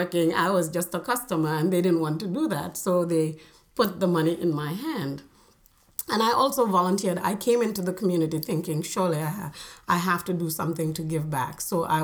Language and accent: English; Lamin, Gambia; moved away as an adult; also born or lived in Eastern Kentucky, United States; I grew up in the Gambia, and it's the biggest industry is tourism